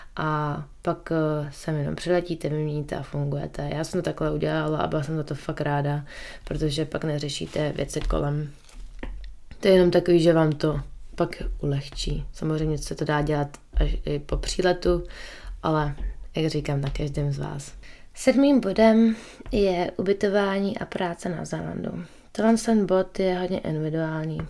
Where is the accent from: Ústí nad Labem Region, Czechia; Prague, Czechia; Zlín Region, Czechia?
Prague, Czechia; moved away as an adult; now in New Zealand; já jsem kousek od Prahy, de facto z Prahy